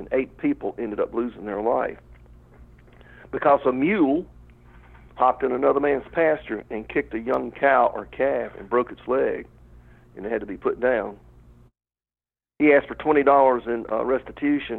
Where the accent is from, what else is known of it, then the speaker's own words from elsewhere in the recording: rural Georgia, United States; Where I grew up in Georgia, rural Georgia, right on the state line near McCormick, South Carolina